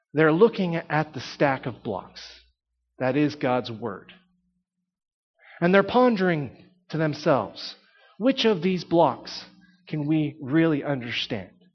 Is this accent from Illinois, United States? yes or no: no; Texas, United States; I grew up in Texas